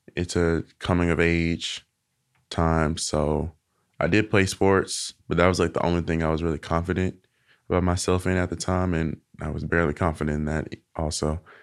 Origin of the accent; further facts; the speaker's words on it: Little Rock, Arkansas, United States; accent: Southern; also born or lived in Helena-West Helena, Arkansas; I was born here in Little Rock